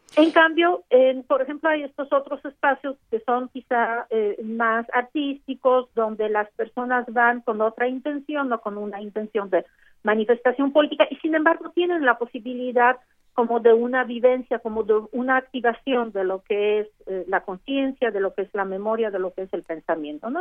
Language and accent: Spanish; Mexico; somos mexicanos